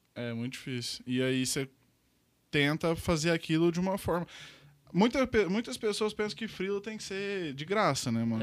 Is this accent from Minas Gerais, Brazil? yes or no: yes; Uberlândia, Minas Gerais, Brazil; Sou daqui de Uberlândia mesmo, nasci aqui